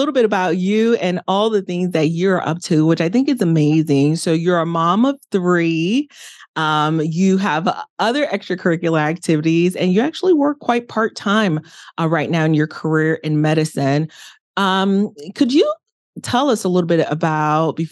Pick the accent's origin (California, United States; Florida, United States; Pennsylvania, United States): Florida, United States; Miami; my house that we grew up in Miami, I'm from the inner city of Miami